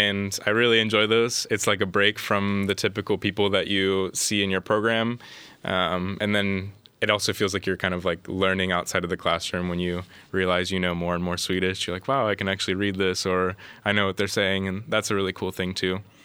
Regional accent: Columbus, Ohio, United States; moved away as an adult; now in Linköping, Sweden; I'm originally from Columbus, Ohio, in the United States

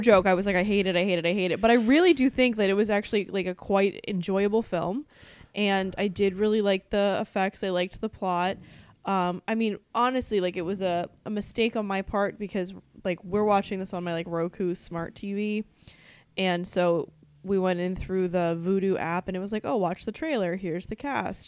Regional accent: New England, United States; we're from New England

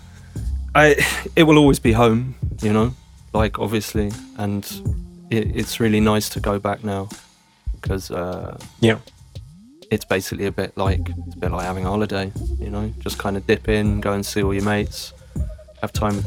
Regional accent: London, United Kingdom; moved away as an adult; now in Zurich, Switzerland; But yeah, I grew up in Arsenal. Very lucky to have grown up there. I would say it's a really nice part of town.

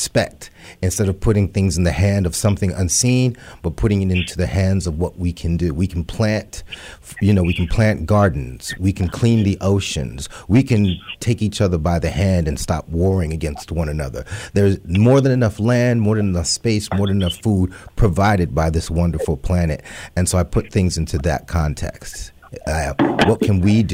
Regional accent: New York City, New York, United States; I'm from the Bronx as well

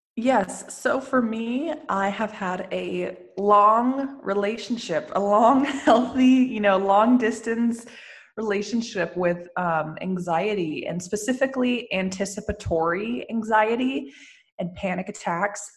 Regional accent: Lafayette, California, United States; moved away as an adult; now in Santa Monica, United States; I was born and raised in Lafayette

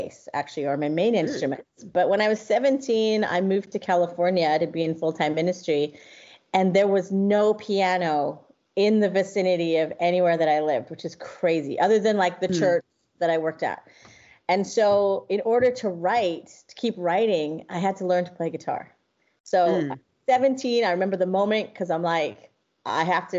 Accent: England, United Kingdom; now in Vancouver, Canada; So I grew up in England

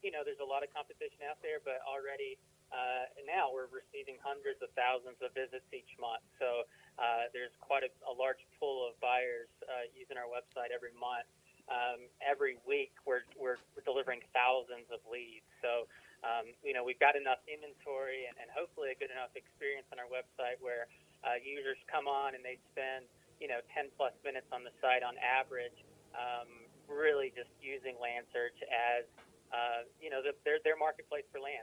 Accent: Athens, Alabama, United States; moved away as an adult; now in Colorado Springs, United States; I grew up in Alabama, but uh, I moved out here a few years ago

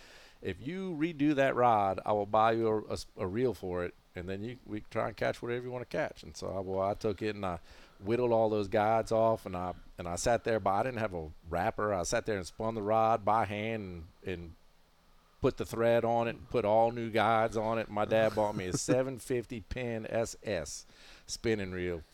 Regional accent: New Orleans, Louisiana, United States; me standing on the front porch of my parents' house uptown New Orleans

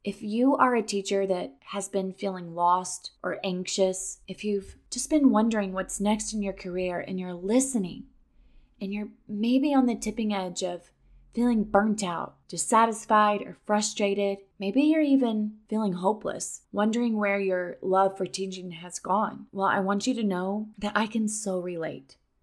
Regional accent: Missouri, United States; moved away as an adult; now in Florida, United States; I was born and raised in Missouri

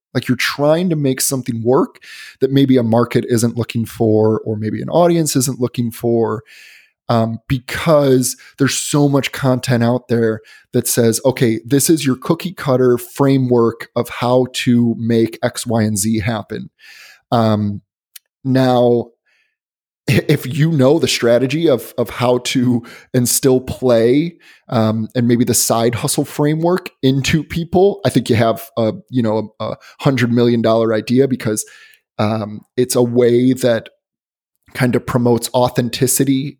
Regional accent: Chicago, Illinois, United States; moved away; also born or lived in Boston; I'm originally from Chicago, but I lived in Boston for about four years

